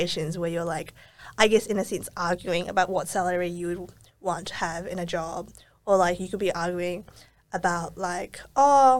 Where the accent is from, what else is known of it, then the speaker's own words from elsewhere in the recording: Auckland, New Zealand; moved away as an adult; now in Melbourne, Australia; growing up in New Zealand and then also now moving to Melbourne